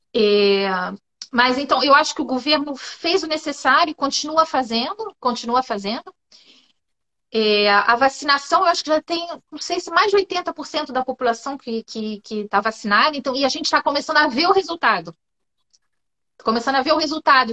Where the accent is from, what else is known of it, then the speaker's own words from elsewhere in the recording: Rio de Janeiro, Brazil; moved away as an adult; also born or lived in Paris, France; now in France; Eu Nasci no Rio de Janeiro, cresci no Rio de Janeiro, vivi até os 30, 31 anos no Rio de Janeiro, depois fui morar em Paris